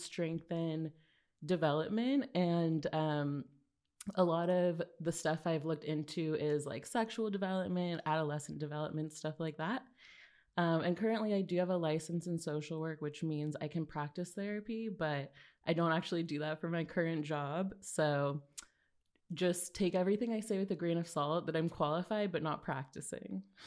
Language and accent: English; Los Angeles, California, United States; now in New York, United States; I'm from California.